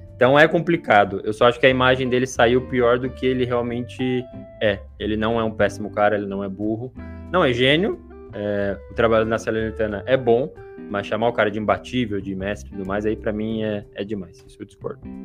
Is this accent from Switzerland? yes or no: no; São Paulo, Brazil; eu que não sou do Rio de Janeiro, sou de São Paulo